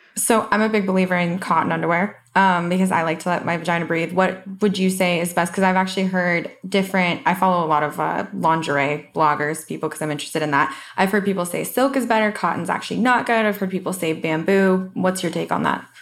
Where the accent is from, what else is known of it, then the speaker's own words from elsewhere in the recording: Colorado, United States; moved away; I'm from Colorado originally